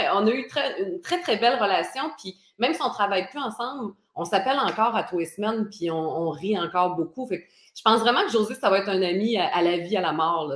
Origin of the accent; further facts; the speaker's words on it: Côte-Nord, Quebec, Canada; moved away; je suis originaire de la Côte-Nord